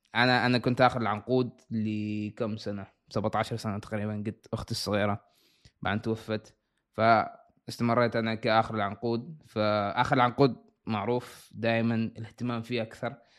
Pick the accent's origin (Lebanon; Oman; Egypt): Oman; Salalah, Dhofar; moved away as an adult; now in United States; أنا مولود في صلالة، أنا من صلالة، عايش في صلالة.